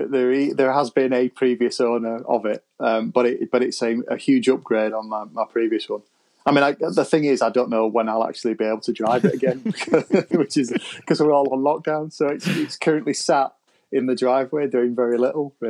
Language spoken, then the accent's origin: English; Pudsey, Yorkshire and the Humber, United Kingdom; I'm from Pudsey, just on the outskirts of Leeds